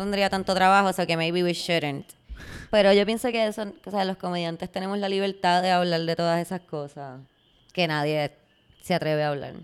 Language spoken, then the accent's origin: Spanish; Puerto Rico; yo como muchos puertorriqueños